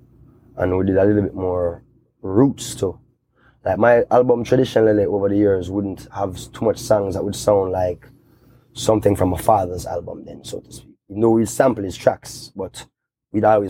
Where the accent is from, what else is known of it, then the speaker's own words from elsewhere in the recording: Kingston, Jamaica; I grew up in Kingston